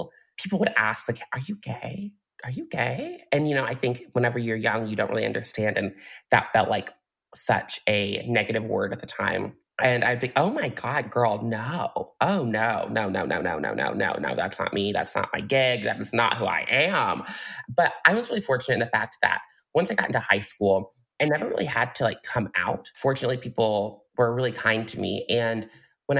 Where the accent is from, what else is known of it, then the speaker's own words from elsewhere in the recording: Mustang, Oklahoma, United States; now in Chicago, United States; I am originally from Mustang, Oklahoma, which is like this like little tiny baby cowboy town in Oklahoma.